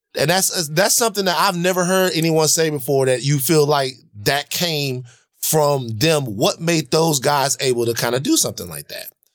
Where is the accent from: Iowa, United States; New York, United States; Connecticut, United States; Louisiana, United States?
Louisiana, United States; Baton Rouge; now in Los Angeles, United States; growing up in Baton Rouge